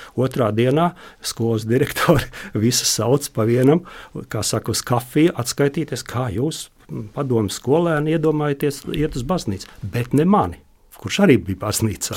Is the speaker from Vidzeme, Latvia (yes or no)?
yes; Vidzeme, Latvia; es pats esmu vidzemnieks